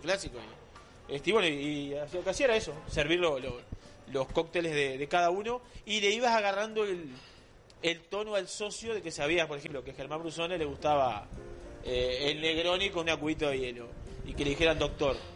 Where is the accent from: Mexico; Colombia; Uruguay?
Uruguay; Cuchilla Alta, Canelones; soy de Cuchilla Alta, de Canelones